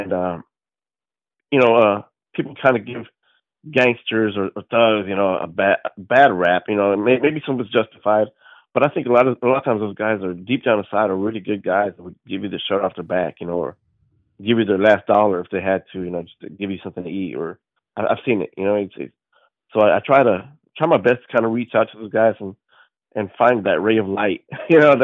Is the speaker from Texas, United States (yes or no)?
yes; Fort Worth, Texas, United States; I'm from Fort Worth, Texas.